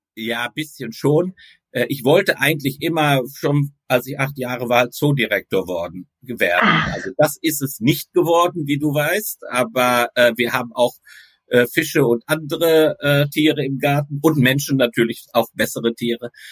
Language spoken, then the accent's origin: German; Recklinghausen, North Rhine-Westphalia, Germany; now in Leiden, Netherlands; ik ben in uh, Recklinghausen opgegroeid